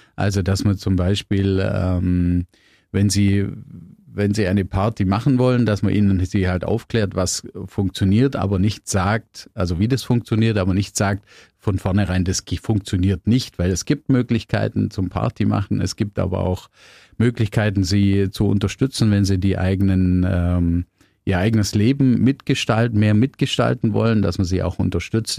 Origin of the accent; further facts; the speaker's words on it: Biberach an der Riß, Baden-Württemberg, Germany; ich bin in Bibrach aufgewachsen